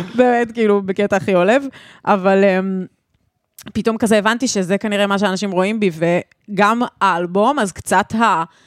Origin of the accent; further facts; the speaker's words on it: Ra'anana, Central District, Israel; גדלנו שתינו ברעננה